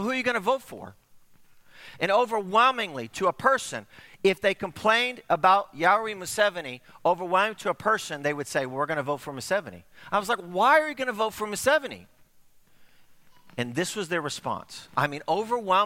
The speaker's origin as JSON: {"language": "English", "country": "United States", "also_born_or_lived": "Uganda", "said": "I was from America"}